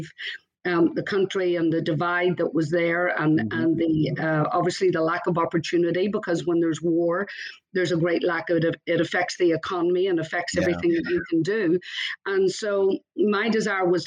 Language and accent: English; Belfast, Northern Ireland, United Kingdom; moved away; I was born originally in Belfast, Northern Ireland. I grew up there and was raised in church.